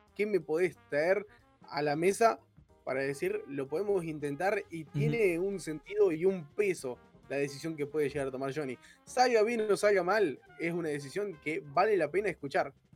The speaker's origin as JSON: {"language": "Spanish", "country": "Argentina", "said": "como del lugar de donde somos argentinos"}